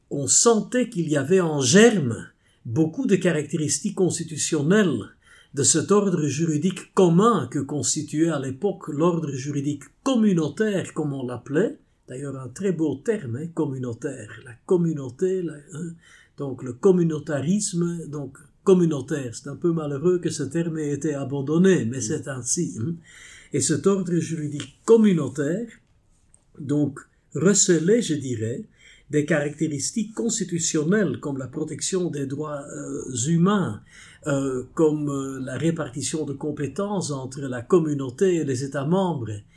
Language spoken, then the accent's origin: French; Flanders, Belgium; first language Dutch; French is a second language; je suis belge